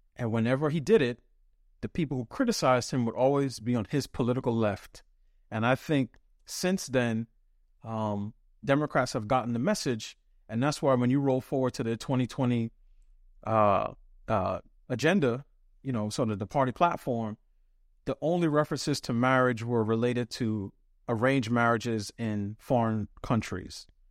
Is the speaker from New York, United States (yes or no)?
yes; New York City, New York, United States; I was raised, I grew up in New York City to parents who came to this country late seventies, early eighties from the West Indies.